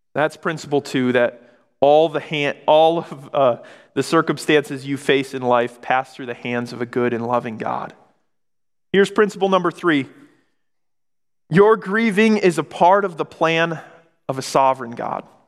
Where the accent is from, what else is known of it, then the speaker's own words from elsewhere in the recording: Michigan, United States; moved away as an adult; also born or lived in Oregon; moved back to Michigan, I grew up in Michigan. I was in Oregon